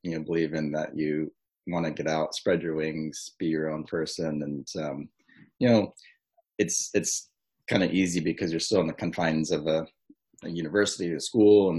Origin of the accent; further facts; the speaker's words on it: Kona, Hawaii, United States; moved away as an adult; also born or lived in Colorado; I'm actually one of the rare ones that is born and raised in Kona